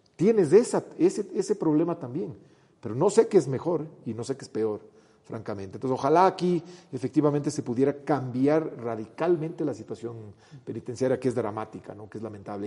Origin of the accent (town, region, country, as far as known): Ecuador